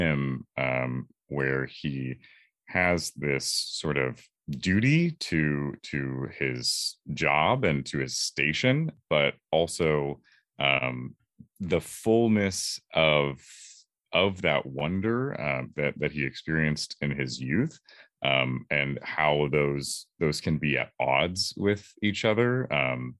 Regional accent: Orange County, California, United States; also born or lived in Los Angeles; I am from California, Orange County specifically, and currently I'm in Los Angeles right now

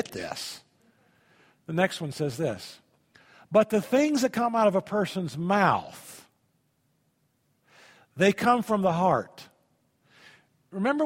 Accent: Indiana, United States; also born or lived in Tennessee; I grew up in Indiana. We had wells in Indiana.

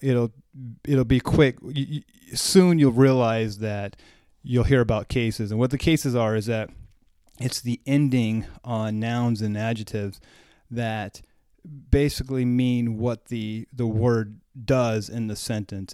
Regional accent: United States

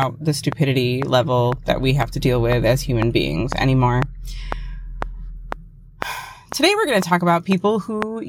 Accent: United States; as an American

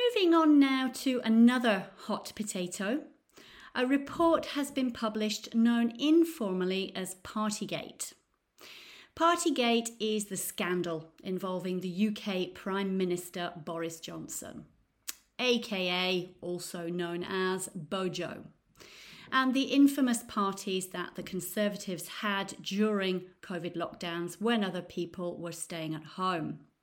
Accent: Nottingham, East Midlands, United Kingdom; now in Florence, Italy; I'm from Nottingham in the U K, but now I live in beautiful Florence in Italy.

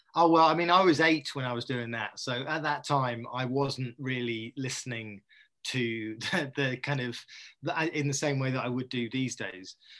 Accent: Dorset, South West England, United Kingdom; also born or lived in Poole; I come from Dorset

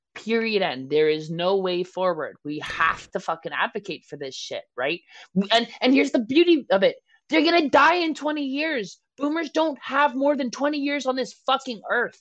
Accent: Canada; I'm a Canadian

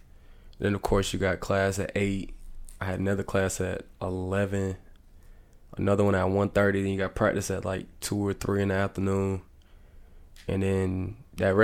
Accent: Florence, South Carolina, United States; I like playing my hometown

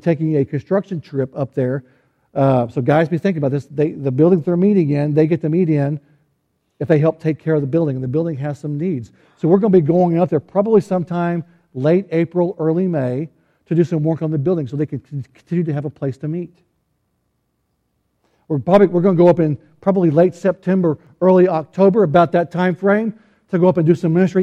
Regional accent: Fayetteville, Arkansas, United States; I was born in Fayetteville, Arkansas, to a man who would be a pastor

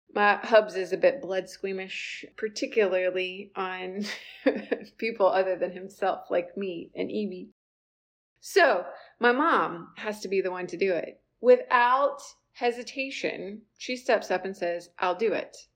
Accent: South Carolina, United States; I was born and raised in South Carolina

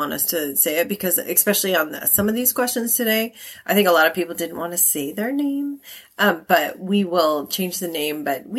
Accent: Texas, United States; We're from Texas

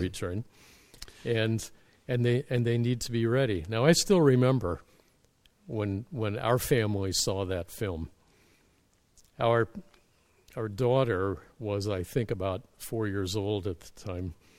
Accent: Middle America, Midwest, United States; moved away as an adult; now in Canada; as a youth in my church back in Middle America

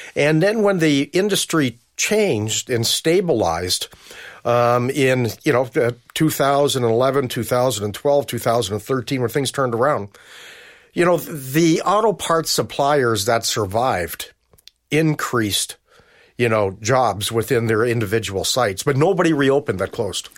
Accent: Toronto, Ontario, Canada; I grew up in Scarborough

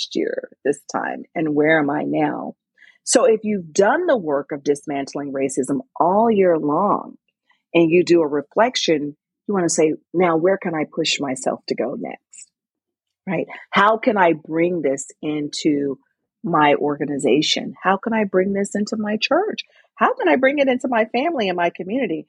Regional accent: Mississippi, United States; now in Connecticut, United States; I grew up in Mississippi

